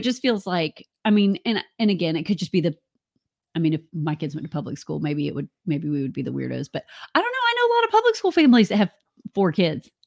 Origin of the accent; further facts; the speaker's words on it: United States; moved away; also born or lived in Central Florida; we're from Alabama and Georgia, where tornadoes come